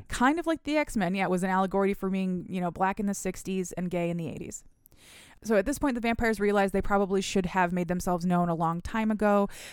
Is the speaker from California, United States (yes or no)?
no; Michigan, United States; also born or lived in Philadelphia; we are from Michigan